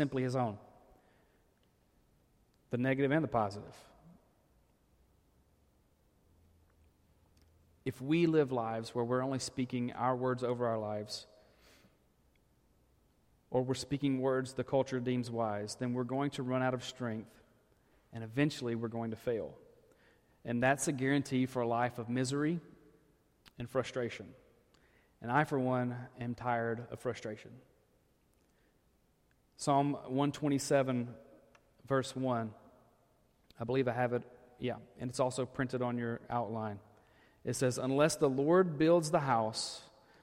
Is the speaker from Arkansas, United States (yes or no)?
yes; Arkansas, United States; when I grew up in Arkansas.